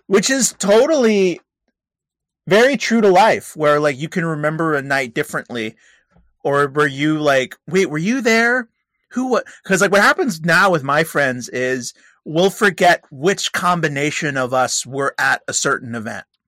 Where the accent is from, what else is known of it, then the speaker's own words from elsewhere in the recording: California, United States; I'm from California